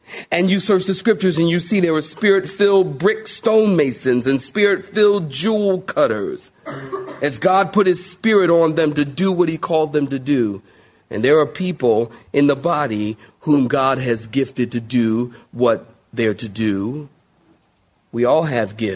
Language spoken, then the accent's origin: English; Philadelphia, Pennsylvania, United States; moved away as an adult; now in Raleigh, United States; I'm from Philly